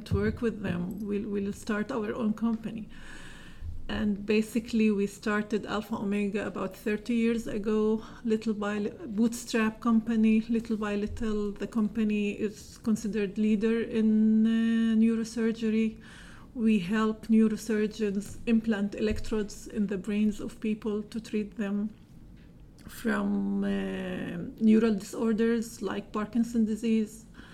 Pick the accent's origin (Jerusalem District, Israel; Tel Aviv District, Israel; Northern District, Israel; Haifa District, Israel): Northern District, Israel; Nazareth; So I'm a Palestinian Israeli. I grew up in Nazareth.